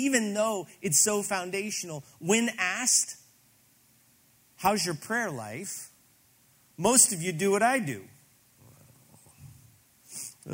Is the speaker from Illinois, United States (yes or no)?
yes; Granite City, Illinois, United States; I grew up in Granite City, Illinois, still mill town outside of St. Louis